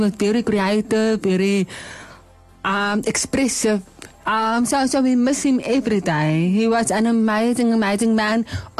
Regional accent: Bloemfontein, Free State, South Africa; moved away; also born or lived in Worcester, Western Cape / Johannesburg; So I was born in Bloemfontein. My parents went to school here and everything. I've got a lot of family in Bloemfontein, so I'm like a prize daughter, you know. But we moved away in 2013. We moved to Worcester in Cape

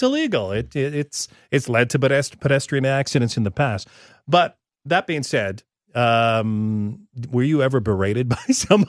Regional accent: Regina, Saskatchewan, Canada; as I grew up in Regina

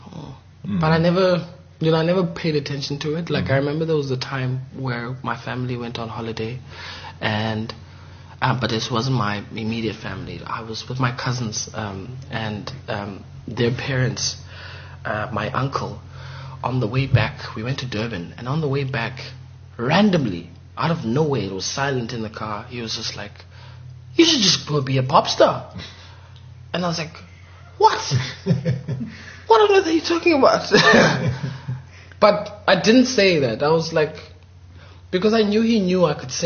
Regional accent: Lesotho; moved away as an adult; now in Johannesburg, South Africa; I come from a village in Lesotho called Lukokwaneng, Tianing.

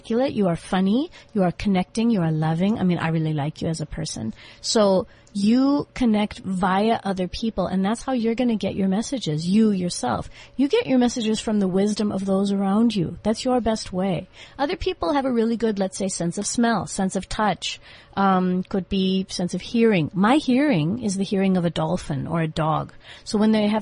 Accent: United States; moved away as an adult; now in South Africa; I'm from America. I was born in 1969.

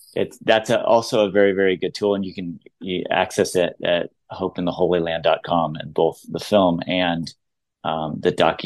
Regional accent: United States; And as American to say, it's like their 9/11, it's so much bigger.

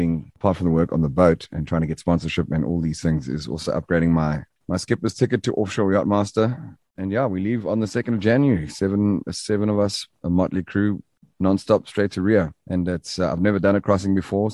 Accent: Durban, KwaZulu-Natal, South Africa; I was from the Bluff, and our slogan is rough and tough, and we smoke the stuff

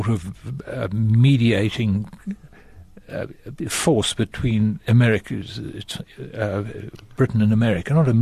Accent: Western Cape, South Africa; moved away as an adult; also born or lived in Pietermaritzburg / England; I grew up in the Cape

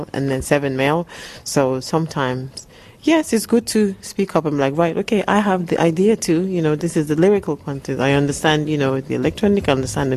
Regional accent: Nigeria; also born or lived in England; now in London, United Kingdom; I grew up born in England, but growing up in Africa, I've got the influences of both

